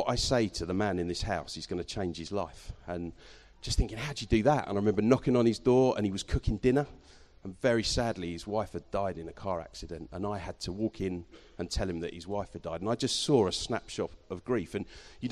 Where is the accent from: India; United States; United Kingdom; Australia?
United Kingdom; Eastbourne, South East England; also born or lived in London; now in Canterbury, United Kingdom; Grew up in London till I was 6, and then we moved to near Eastbourne. And I stayed in Eastbourne till I left to go to university in Kent. And then I've been in Canterbury ever since.